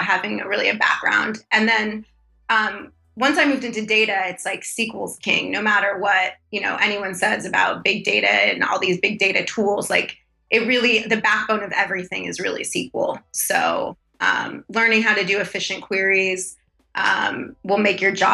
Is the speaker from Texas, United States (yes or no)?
no; San Diego, California, United States; I grew up in San Diego